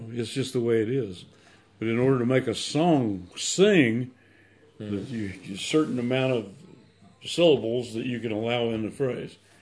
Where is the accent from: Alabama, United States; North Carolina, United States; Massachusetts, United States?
Alabama, United States; Anniston; I'm from Anniston, Alabama.